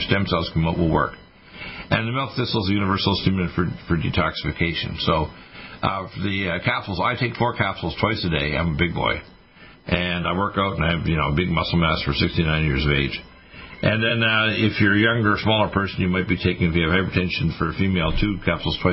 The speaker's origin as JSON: {"language": "English", "country": "Canada", "tie": "born or raised there", "also_born_or_lived": "Detroit, Michigan, United States", "moved": "as an adult", "lives_now": "United States", "said": "although I was born in Detroit, I was raised in Canada and took my medical degree there"}